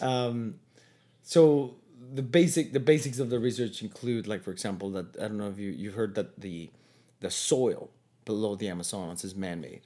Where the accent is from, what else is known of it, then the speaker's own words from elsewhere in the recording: Mexico; moved away as an adult; now in Toronto, Canada; I went back to Mexico for a couple years